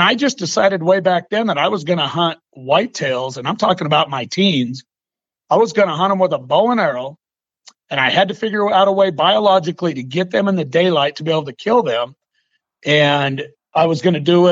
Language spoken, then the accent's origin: English; the Northwest, Pacific Northwest, United States; I'm from the Northwest